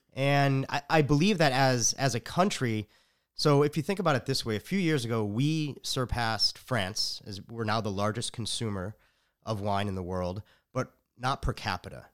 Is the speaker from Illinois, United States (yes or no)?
yes; Chicago, Illinois, United States; now in Austin, United States; I'm from Chicago